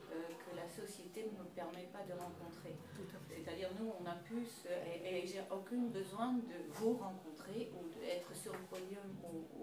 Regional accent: Netherlands; French is a second language; now in France; je viens du Pays-Bas

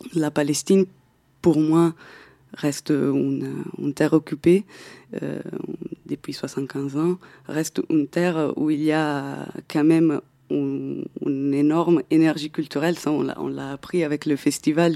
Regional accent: Italy; moved away; je viens d'Italie à la base

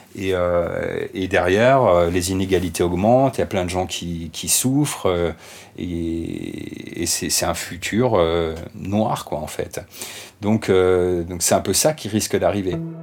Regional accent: France; en tant que Français

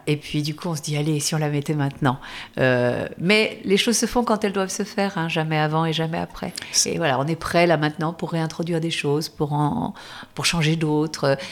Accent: the South, southern France, France; je suis du Sud

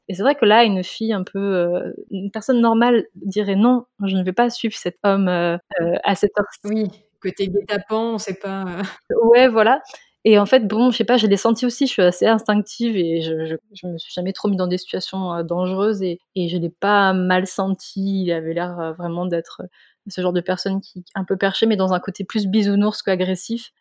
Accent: Strasbourg, Grand Est, France; moved away; je suis originaire de Strasbourg

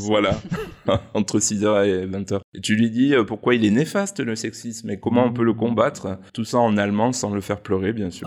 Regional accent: Provence-Alpes-Côte d'Azur, France; chez nous en Provence

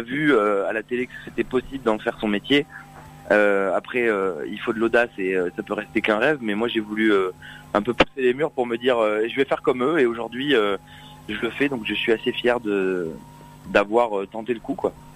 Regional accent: Saint-Émilion, Nouvelle-Aquitaine, France; moved away as an adult; now in Paris, France; je suis originaire du petit village de Saint-Émilion

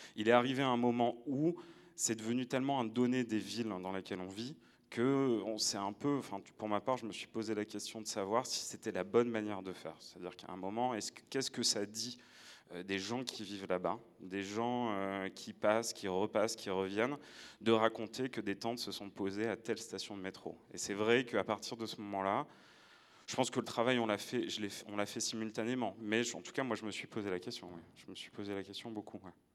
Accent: Nord-Pas-de-Calais, Hauts-de-France, France; j'ai grandi dans le Nord-Pas-de-Calais

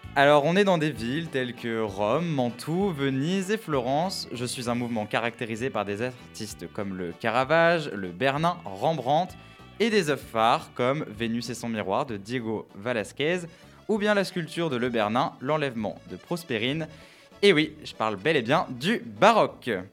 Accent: France; on est français

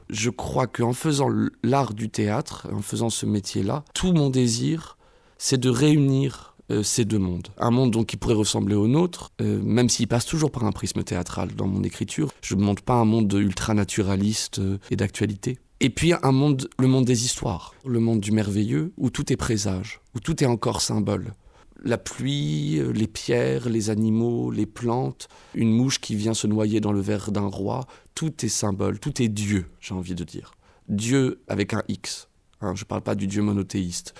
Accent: Évreux, Normandy, France; moved away as an adult; je suis né à Évreux, j'ai grandi à Évreux toute ma jeunesse jusqu'à mes 18 ans

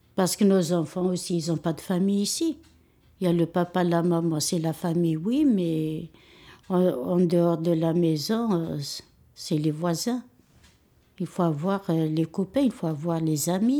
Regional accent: Algeria; now in Villepinte, France; je suis algérien

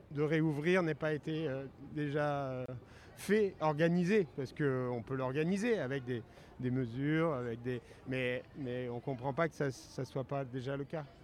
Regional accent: Kabylie, Algeria; je suis un kabyle.

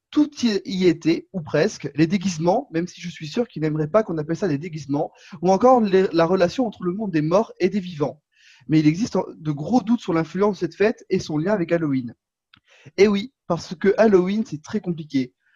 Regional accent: Corsica, France; je suis corse

